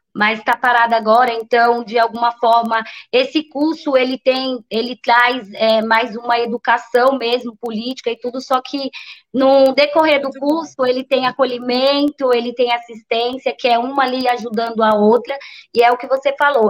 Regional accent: São Paulo, Brazil; moved away as an adult; now in Bertioga, Brazil; é da onde eu fui criada e é, né, nasci, fui criada, que é o Paraisópolis Zona Sul, que é uma também uma grande periferia lá de São Paulo

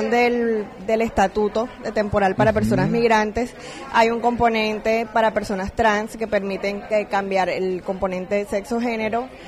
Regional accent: Colombia; Yo soy colombiana.

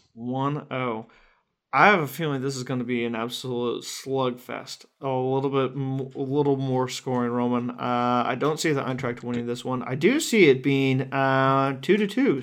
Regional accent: United States; As an American

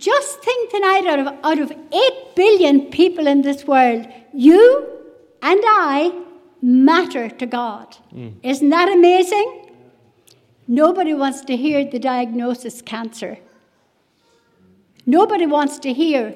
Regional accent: West Cork, Munster, Ireland; moved away; I was brought up in a Christian home away in West Cork.

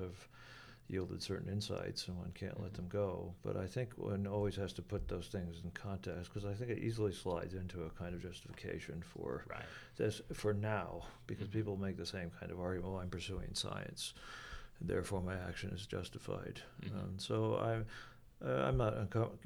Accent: New York City, New York, United States; I'm a New Yorker

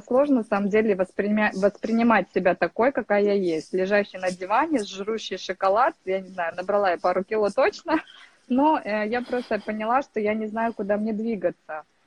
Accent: Kazakhstan; moved away as an adult; now in Turkey; я сама из Казахстана, из очень маленького городка, из области, можно сказать, где, в принципе, все и начиналось

